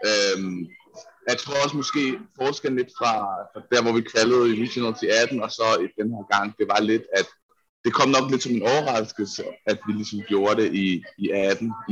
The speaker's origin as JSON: {"language": "Danish", "country": "Denmark", "said": "og slet ikke som dansker."}